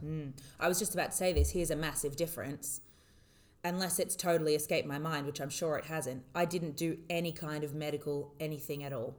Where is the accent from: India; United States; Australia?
Australia; now in United Arab Emirates; I was living and working in the UAE as an Australian